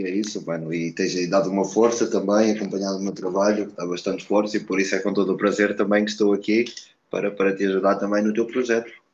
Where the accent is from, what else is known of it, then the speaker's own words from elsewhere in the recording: Portugal; also born or lived in Brazil; nasci no Brasil, vim para Portugal muito cedo, com dois meses